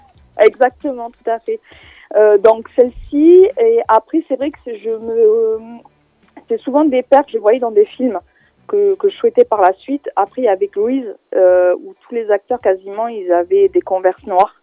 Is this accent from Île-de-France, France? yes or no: no; Perpignan, Occitania, France; moved away as an adult; now in Paris, France; Je viens de Perpignan, dans le sud de la France, et ça fait maintenant 7 ans que je suis sur Paris